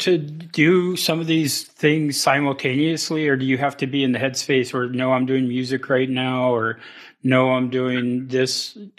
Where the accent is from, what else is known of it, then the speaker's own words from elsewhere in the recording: Kasaan, Alaska, United States; also born or lived in Ketchikan, Alaska; I grew up in Kasan, Haida Village, and, canoes were such a strong part of our history.